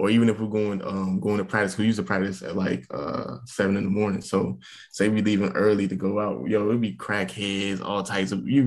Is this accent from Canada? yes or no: no; Jacksonville, Florida, United States; moved away as an adult; also born or lived in Blacksburg, Virginia / Norfolk, Virginia; growing up in Jacksonville, like, it gave me that home vibe.